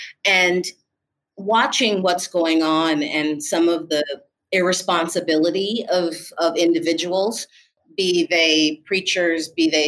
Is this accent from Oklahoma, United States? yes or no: no; Washington, District of Columbia, United States; also born or lived in New York / New Orleans, Louisiana; So I am originally from the East Coast, Washington, D.C. and New York, but it would be hard for me to say that that's really home.